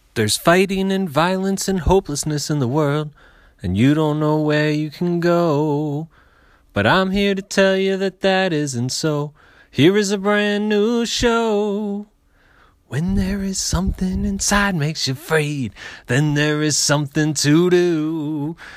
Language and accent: English; Philadelphia, Pennsylvania, United States; my hometown, Philadelphia